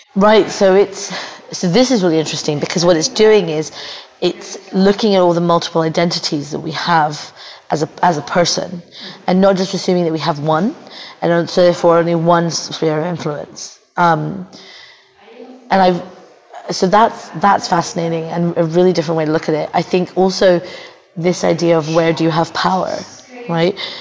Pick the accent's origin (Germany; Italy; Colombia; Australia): Australia; now in New Zealand; I'm Australian, but I live in New Zealand.